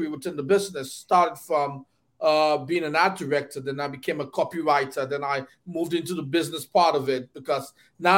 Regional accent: Nigeria; moved away as an adult; also born or lived in Detroit; I grew up in Nigeria

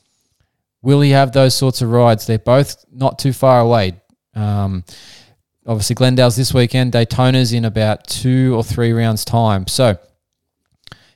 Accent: Australia; as an Aussie

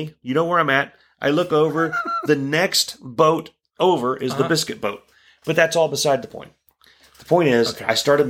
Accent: Proctorville, Ohio, United States; I'm from Proctorville, Ohio.

